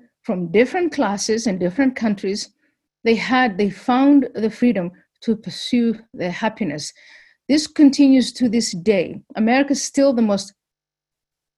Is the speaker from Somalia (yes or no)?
yes; Somalia; now in United States; I come from Somalia